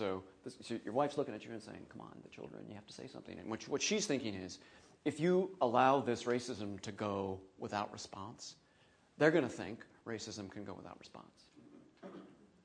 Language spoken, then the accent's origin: English; Minnesota, United States; I'm from Minnesota